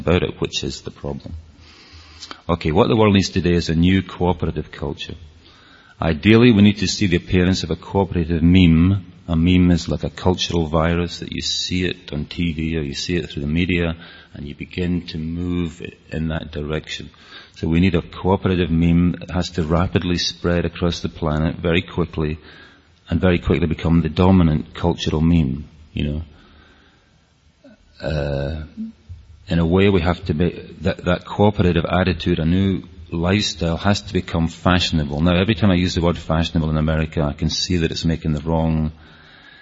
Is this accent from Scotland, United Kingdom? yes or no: yes; Scotland, United Kingdom; accent: Scottish; my Scottish accent